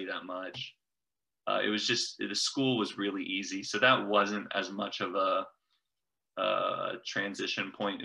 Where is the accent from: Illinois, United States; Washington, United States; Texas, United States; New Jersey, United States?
Texas, United States; Coppell; growing up in Coppell